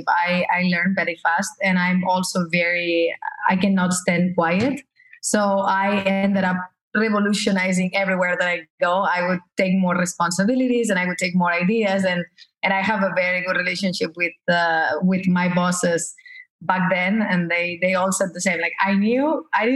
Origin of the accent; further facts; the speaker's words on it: Barcelona, Catalonia, Spain; moved away as an adult; also born or lived in Paris / Los Angeles; now in United States; I was raised in Barcelona. I spent until 32 years old in Barcelona.